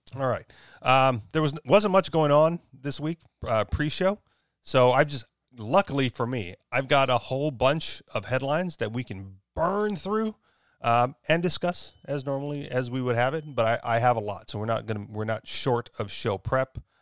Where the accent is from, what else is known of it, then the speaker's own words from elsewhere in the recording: Hawaii, United States; moved away; I am from Hawaii, even though I chose to move.